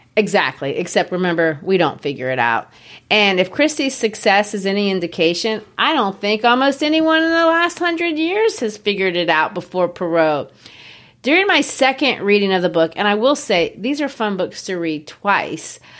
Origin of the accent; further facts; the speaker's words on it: United States; I'm not English